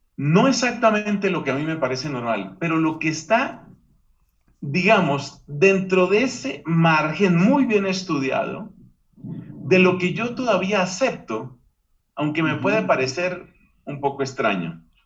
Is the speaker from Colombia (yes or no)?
yes; Colombia; Hubo una época en mi país, Colombia